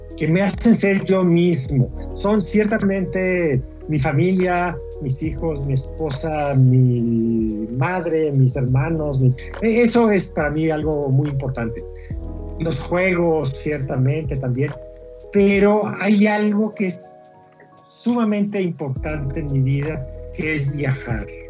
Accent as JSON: {"language": "Spanish", "country": "Mexico", "said": "A mí me eligieron como autor mexicano"}